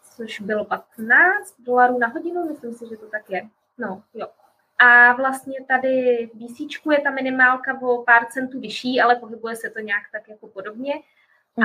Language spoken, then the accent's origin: Czech; Prague, Czechia; moved away as an adult; now in Canada; My jsme Pražáci